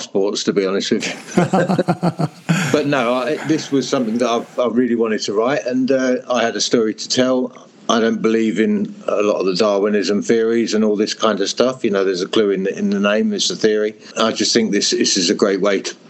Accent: Hertfordshire, East of England, United Kingdom; also born or lived in Europe; I am from England in Hertfordshire, which is very green and rural.

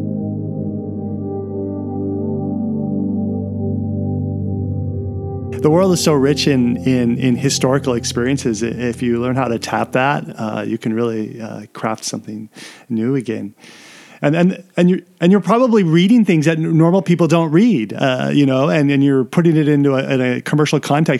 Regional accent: United States; I'm from the States.

